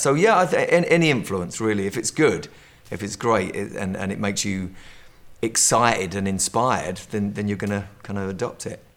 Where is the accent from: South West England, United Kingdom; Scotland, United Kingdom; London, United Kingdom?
London, United Kingdom; I'm from London